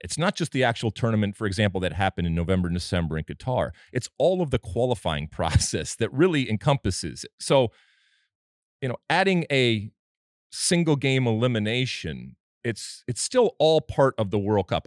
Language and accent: English; Michigan, United States; moved away; I grew up in Michigan